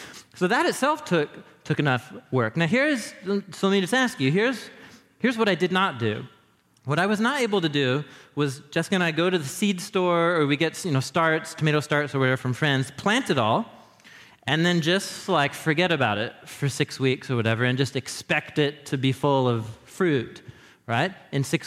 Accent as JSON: {"language": "English", "town": "Portland", "region": "Oregon", "country": "United States", "tie": "born or raised there", "also_born_or_lived": "Madison, Wisconsin", "moved": "as an adult", "said": "I grew up in Portland"}